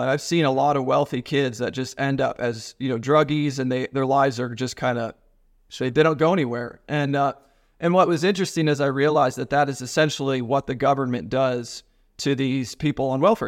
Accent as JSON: {"language": "English", "region": "Ohio", "country": "United States", "also_born_or_lived": "Nashville", "moved": "yes", "said": "I'm from Ohio"}